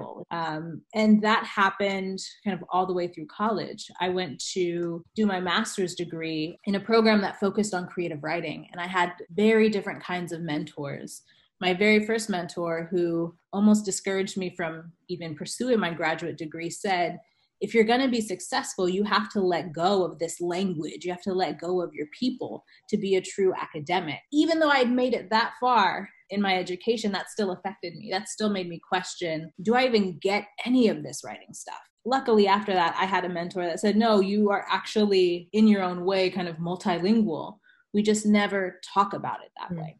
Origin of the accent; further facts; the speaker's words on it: Northern California, United States; accent: AAVE; I grew up in Northern California